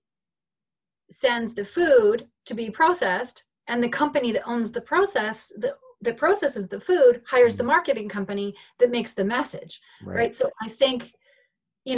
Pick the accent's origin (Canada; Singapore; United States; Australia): Canada; Ridgeway, Ontario; So I'm from Ridgeway, Ontario